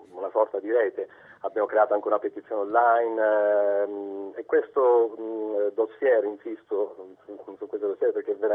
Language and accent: Italian; Cosenza, Calabria, Italy; also born or lived in Tuscany; now in Province of Arezzo, Italy; io sono calabrese, sono nato a Cosenza, ma vivo in Toscana da, da 25 anni però eh, chiaramente mi è rimasta nel sangue l'attaccamento alla mia terra